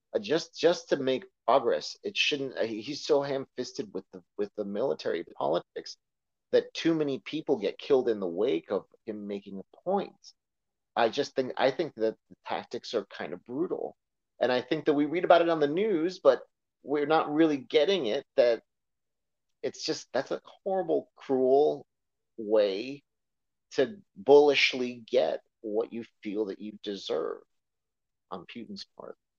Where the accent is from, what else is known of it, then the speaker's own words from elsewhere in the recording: United States; as an American